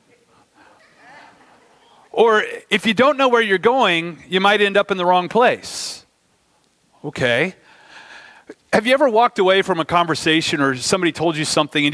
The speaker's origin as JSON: {"language": "English", "country": "United States", "said": "as an American"}